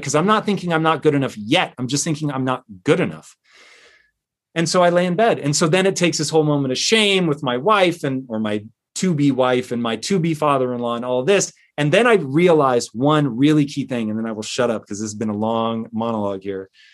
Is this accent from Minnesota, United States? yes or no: no; Tacoma, Washington, United States; I grew up in Tacoma, Washington